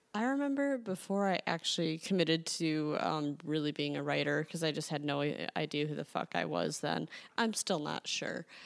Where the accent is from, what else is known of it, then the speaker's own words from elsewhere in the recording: Chicago, Illinois, United States; I'm from Chicago